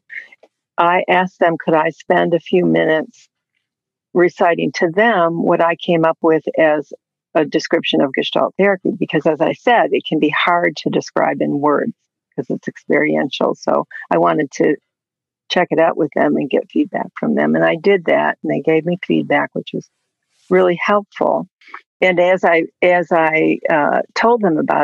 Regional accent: Detroit, Michigan, United States; moved away; We grew up in the Detroit area

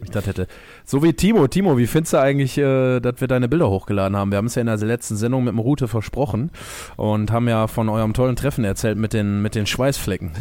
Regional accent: Essen, North Rhine-Westphalia, Germany; ich bin ja auch ein Essener Junge

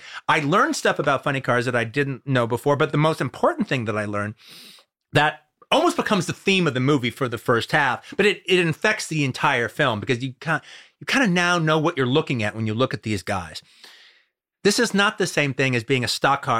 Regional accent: Los Angeles, California, United States; growing up in Los Angeles in the 70s

